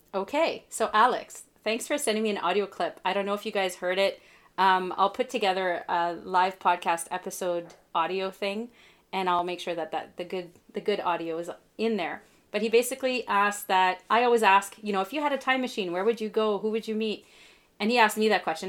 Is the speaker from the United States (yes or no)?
no; Canada; I'm Canadian